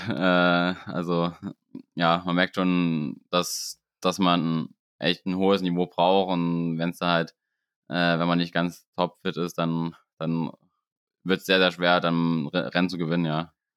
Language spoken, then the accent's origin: German; Germany; bei uns in Deutschland